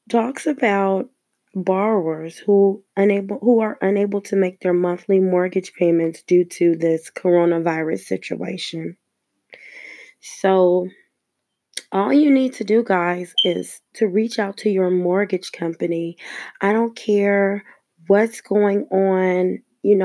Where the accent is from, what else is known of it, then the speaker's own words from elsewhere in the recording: Los Angeles, California, United States; I was born and raised in Los Angeles, California